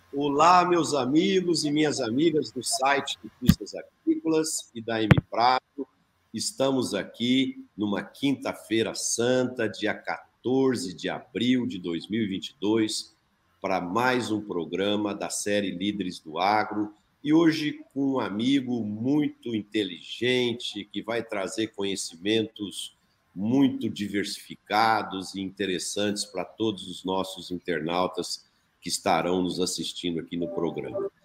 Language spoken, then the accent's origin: Portuguese; Brazil; como brasileiro, e eu sou um apaixonado pelo meu país